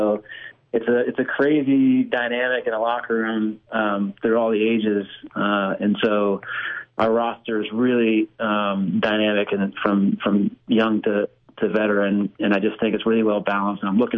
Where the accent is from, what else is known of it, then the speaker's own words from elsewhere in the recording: Texas, United States; but you wouldn't know that I'm from Texas, I guess, by the accent.